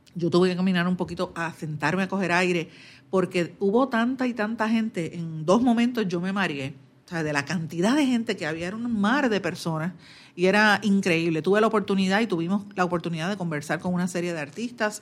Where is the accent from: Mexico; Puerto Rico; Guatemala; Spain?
Puerto Rico; Guaynabo; mi pueblo de aquí de Guainabo